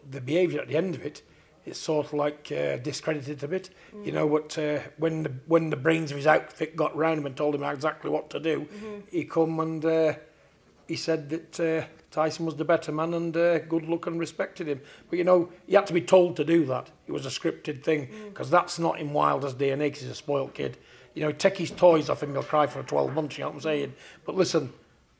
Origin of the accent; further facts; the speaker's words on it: Manchester, North West England, United Kingdom; Manchester's my hometown